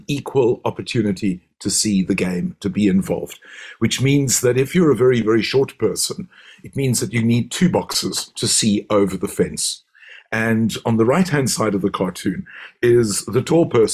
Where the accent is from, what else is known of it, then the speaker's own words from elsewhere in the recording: Cape Town, Western Cape, South Africa; as South African Jews, as Cape Town Jews